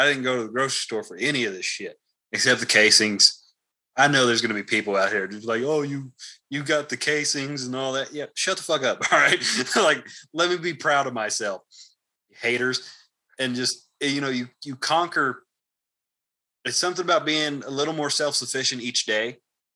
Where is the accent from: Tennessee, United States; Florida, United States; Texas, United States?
Texas, United States; now in Idaho, United States; growing up in Texas